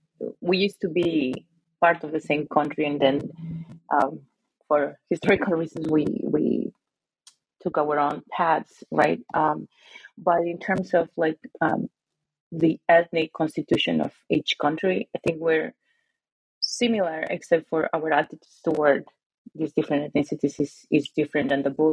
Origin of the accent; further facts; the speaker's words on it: Lima, Peru; Yeah, well, I'm Peruvian, and I'm from Lima, but my family is, my grandfamily, my mother's family comes from the north of Peru